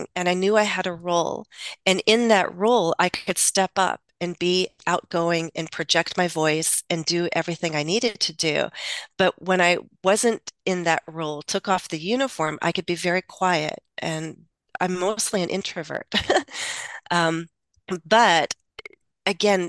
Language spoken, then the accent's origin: English; United States; first language English; also born or lived in Russia; I am American. I think in English